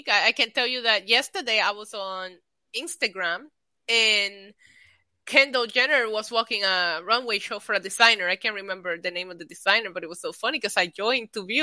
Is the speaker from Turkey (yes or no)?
no; Puerto Rico; moved away; because I grew up in Puerto Rico